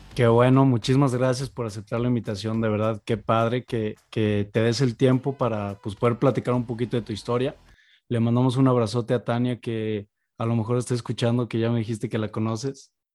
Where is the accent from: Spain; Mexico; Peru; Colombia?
Mexico; uno como, como mexicano